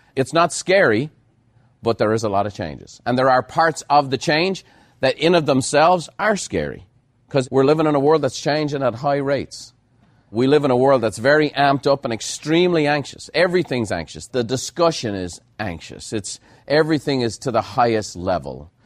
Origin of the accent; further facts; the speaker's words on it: Ireland; moved away as an adult; now in United States; being Irish